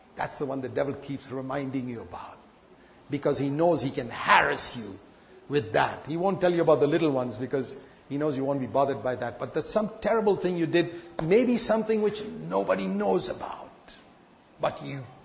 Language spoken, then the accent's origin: English; India; I was born in India